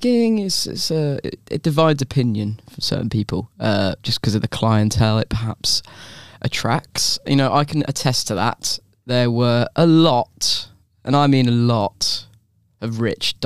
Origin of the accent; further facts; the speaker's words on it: England, United Kingdom; I'm an English person there as well